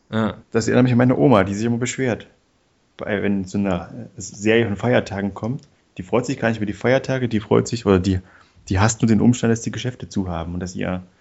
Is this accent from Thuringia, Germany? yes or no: yes; Erfurt, Thuringia, Germany; Da wo ich herkomme, in Erfurt, da heißt es Martini.